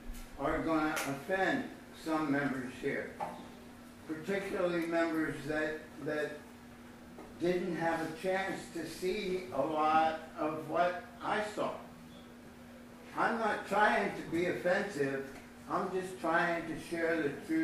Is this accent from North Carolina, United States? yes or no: no; Ohio, United States; I'm from Ohio